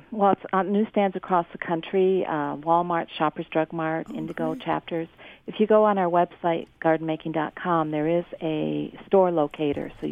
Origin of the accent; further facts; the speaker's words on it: Ontario, Canada; you know we are Canadian and we do we do talk about what can be grown near where you garden.